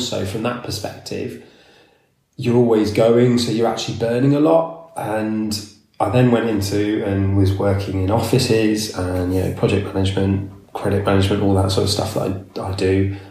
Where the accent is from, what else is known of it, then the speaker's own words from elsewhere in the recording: Somerset, South West England, United Kingdom; also born or lived in Canada; I grew up in Somerset in the hills.